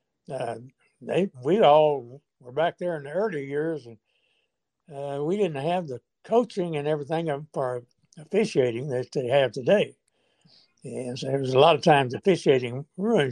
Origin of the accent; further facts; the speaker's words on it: Arkansas, United States; I am from Arkansas